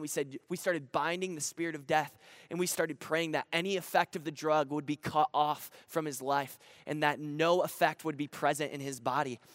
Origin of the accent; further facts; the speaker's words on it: Grand Rapids, Michigan, United States; I'm actually from Grand Rapids, Michigan